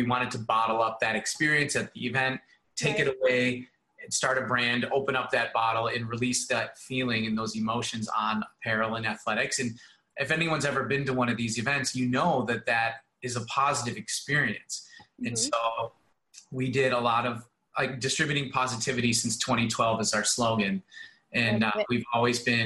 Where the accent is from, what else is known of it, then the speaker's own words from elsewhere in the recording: Michigan, United States; also born or lived in Toronto, Ontario, Canada / Ohio / Poland / Las Vegas; now in Los Angeles, United States; Grew up in Michigan, went to college at Bowling Green State University, played hockey there in Ohio